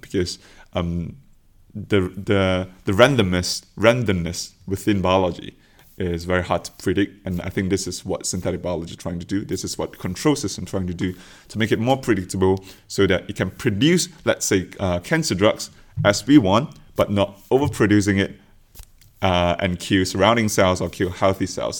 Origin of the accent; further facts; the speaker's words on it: Malaysia; moved away as an adult; now in Oxford, United Kingdom; I come from Malaysia.